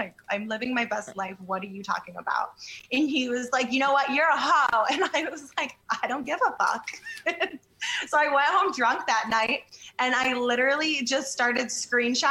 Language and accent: English; Western New York, United States; the town I grew up in is like 20,000 people. But then there's like all these like surrounding like little farm towns and stuff. It's like Western New York.